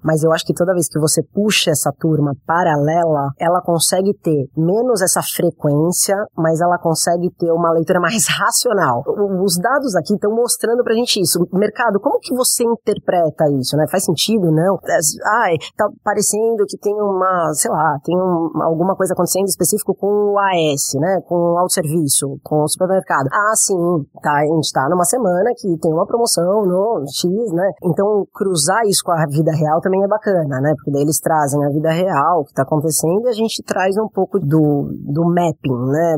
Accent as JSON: {"language": "Portuguese", "country": "Brazil", "said": "eu sou brasileira"}